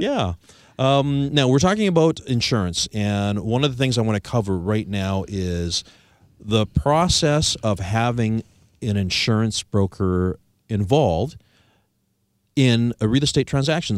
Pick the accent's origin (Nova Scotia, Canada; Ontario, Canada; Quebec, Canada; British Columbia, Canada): British Columbia, Canada; Victoria; I'm from Victoria, British Columbia